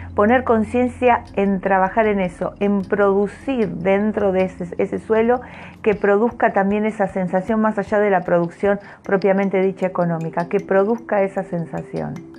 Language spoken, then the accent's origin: Spanish; Argentina; los que somos argentinos